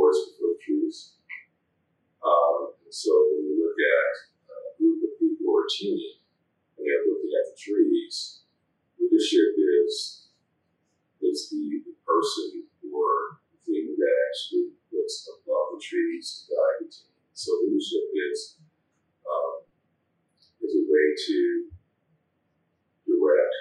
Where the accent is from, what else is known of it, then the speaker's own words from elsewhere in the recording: Los Angeles, California, United States; I was born in Los Angeles.